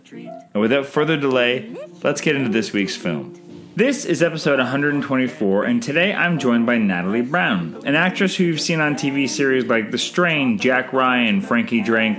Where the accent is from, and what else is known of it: Canada